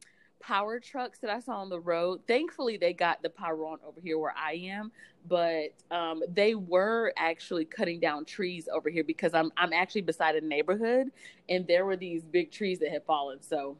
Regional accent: East Coast, United States; You know, I'm from the East Coast with hurricanes.

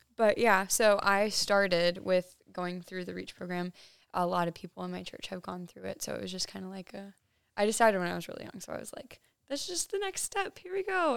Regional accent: Hartville, Ohio, United States; now in Columbus, United States; I am from Hartville, Ohio.

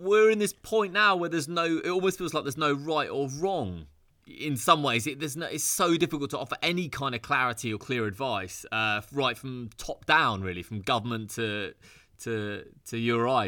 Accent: United Kingdom; I'm British, and I just felt I need to get back to Britain.

